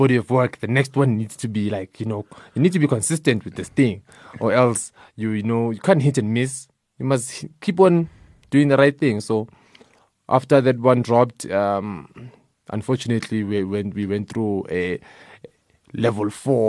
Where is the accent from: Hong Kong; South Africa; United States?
South Africa; Soweto, Gauteng; I'm from Soweto